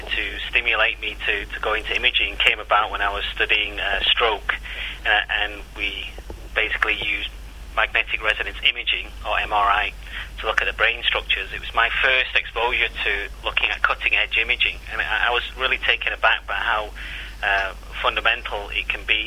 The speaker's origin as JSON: {"language": "English", "town": "Salford", "region": "North West England", "country": "United Kingdom", "tie": "born or raised there", "moved": "yes", "said": "I was born and bred in Salford in Manchester"}